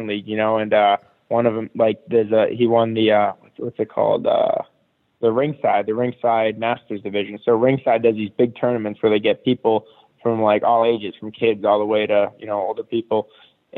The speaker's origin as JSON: {"language": "English", "town": "Boston", "region": "Massachusetts", "country": "United States", "tie": "born or raised there", "also_born_or_lived": "Peabody, Massachusetts / Providence, Rhode Island", "moved": "as an adult", "said": "I grew up in Boston until I was 20"}